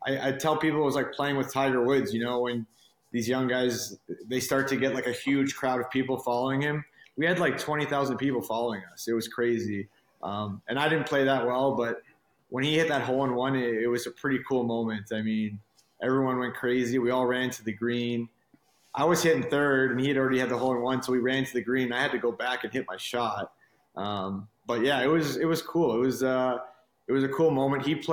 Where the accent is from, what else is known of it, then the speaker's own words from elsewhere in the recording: Montreal, Quebec, Canada; moved away; also born or lived in Halifax / Beaconsfield / Boston; My dad got a job in Montreal, so we moved there